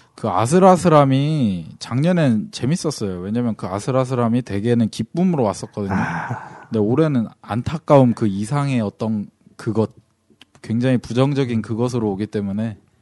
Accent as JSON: {"language": "Korean", "town": "Cheongju", "region": "North Chungcheong", "country": "South Korea", "tie": "born or raised there", "said": "저기 청주가 고향입니다."}